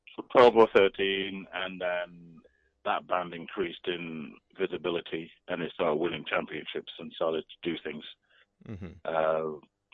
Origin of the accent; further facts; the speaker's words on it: Nottingham, East Midlands, United Kingdom; moved away as an adult; also born or lived in Manchester; now in London, United Kingdom; because I'm from Nottingham, I'm from the north.